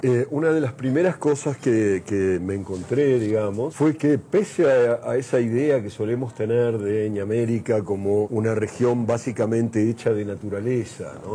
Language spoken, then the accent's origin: Spanish; Argentina; yo como argentino no era latinoamericano. Los argentinos no éramos latinoamericanos cuando yo era chico